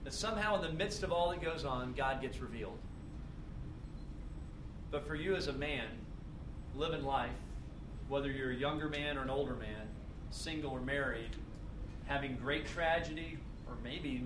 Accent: Tennessee, United States; moved away; where I grew up was in Tennessee

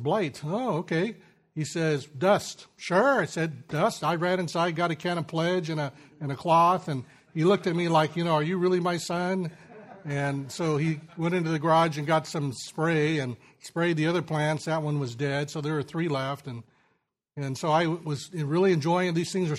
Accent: Sacramento San Joaquin Valley, California, United States; I grew up in the Sacramento San Joaquin Valley of California

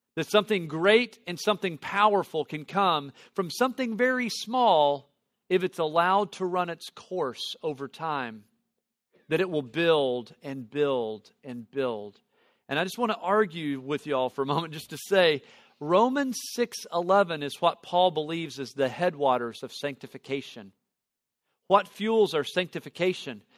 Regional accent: Tennessee Valley, United States; I grew up in the Tennessee Valley area

